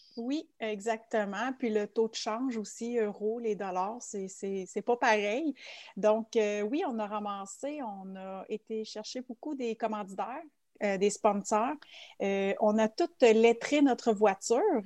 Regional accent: Quebec, Canada; also born or lived in Switzerland; je viens du Québec. Euh, par contre, je suis native de la Suisse. Euh, ça fait 34 ans exactement que je suis au Québec et aujourd'hui, j'ai 35 ans.

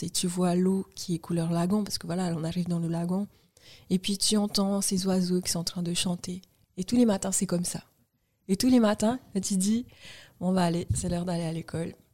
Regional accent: French Polynesia; nous, on est du vrai Sud, genre hémisphère Sud

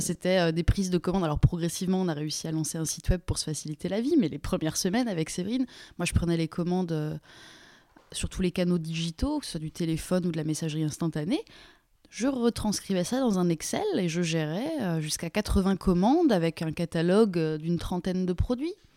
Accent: Lyon region, Auvergne-Rhône-Alpes, France; also born or lived in Mulhouse / Toulouse / Paris; now in Vexin, France; j'ai grandi en région lyonnaise

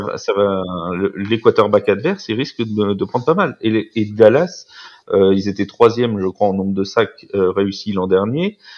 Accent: France; en tant que Français

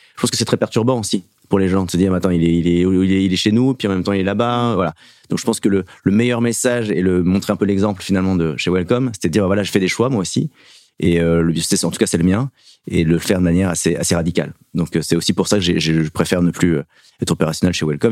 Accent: Paris suburbs, Île-de-France, France; j'ai fait toute mon adolescence aussi, même à roy en banlieue parisienne

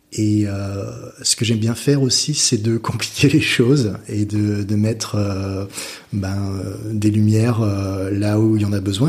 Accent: France; moved away as an adult; also born or lived in London, United Kingdom / Australia; je suis parti de la France. Euh, je suis parti du Nid à, 19 ans en Angleterre

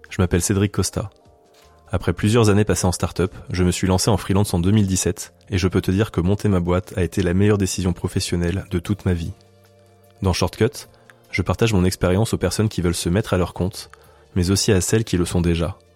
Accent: Lyon, Auvergne-Rhône-Alpes, France; Moi, je viens de Lyon, c'était pas très loin.

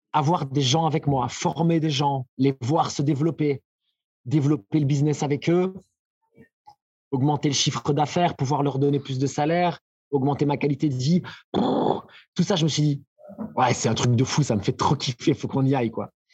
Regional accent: Belgium; chez nous, en Belgique

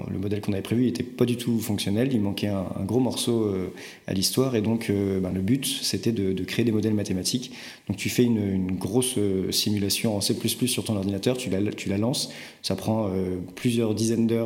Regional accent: Rennes, Brittany, France; also born or lived in Strasbourg; je suis rennais, absolument.

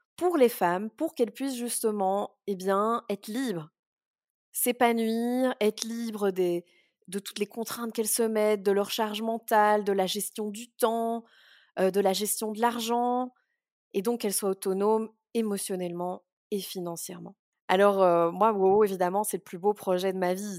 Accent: Brussels, Brussels-Capital Region, Belgium; je suis née à Bruxelles

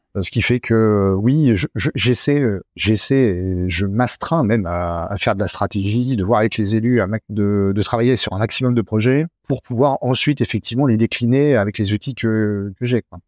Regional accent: Normandy, France; also born or lived in Haute-Savoie; now in Arâches-la-Frasse, France; Je suis né en Normandie il y a déjà euh, de très nombreuses années. et puis j'ai débarqué en Haute-Savoie il y a aussi de très nombreuses années maintenant

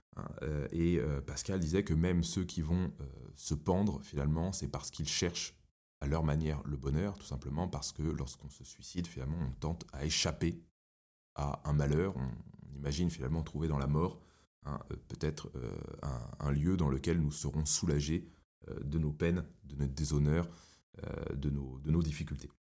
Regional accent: Paris, Île-de-France, France; J'ai grandi à Paris.

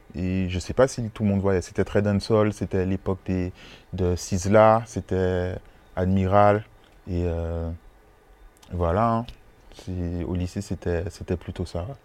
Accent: Morne-à-l'Eau, Guadeloupe, France; j'ai grandi à Mornalo

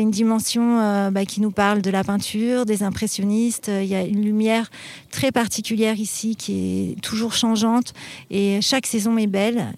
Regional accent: Paris, Île-de-France, France; also born or lived in Vétheuil; je suis petite parisienne

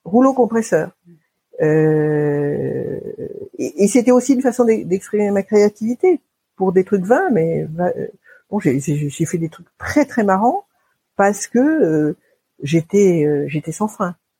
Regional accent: Paris, Île-de-France, France; also born or lived in Basque Country; J'ai grandi à Paris. J'ai grandi euh, dans les beaux quartiers, ce qu'on appelle les beaux quartiers de Paris

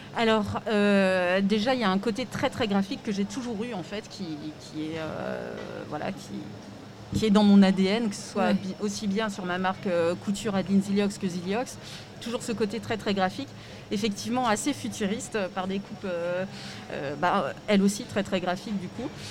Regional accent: Strasbourg, Grand Est, France; je suis originaire de Strasbourg

